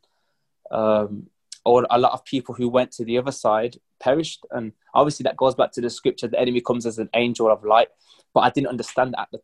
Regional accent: England, United Kingdom; I'm from England

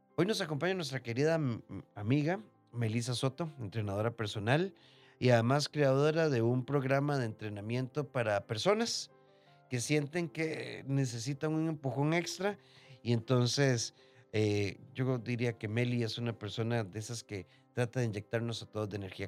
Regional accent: Costa Rica; nacimos en Costa Rica

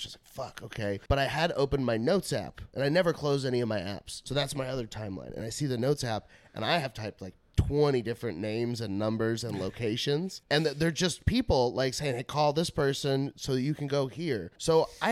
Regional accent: North Texas, United States; moved away; also born or lived in Los Angeles, California; I'm from North Texas

